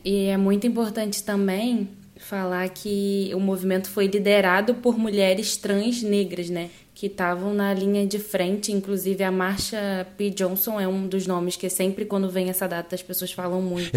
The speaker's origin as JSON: {"language": "Portuguese", "region": "Northeast Region", "country": "Brazil", "also_born_or_lived": "Rio de Janeiro, Brazil / São Luís, Brazil", "moved": "as an adult", "lives_now": "Spain", "said": "no Brasil, eu sou nordestina"}